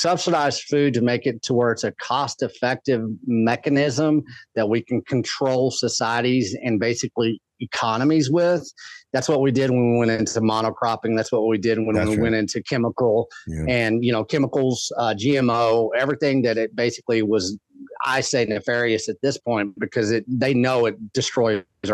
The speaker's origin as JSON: {"language": "English", "region": "West Texas", "country": "United States", "tie": "born or raised there", "said": "I grew up in West Texas"}